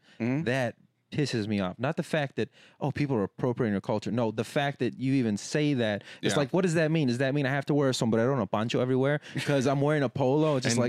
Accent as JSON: {"language": "English", "area": "the Valley", "region": "Texas", "country": "United States", "tie": "born or raised there", "also_born_or_lived": "San Marcos, Texas", "said": "I felt that way growing up in the Valley where it's 98% Hispanic. That I'm just like, I never felt like a minority. Until I went to San Marcos, Texas State."}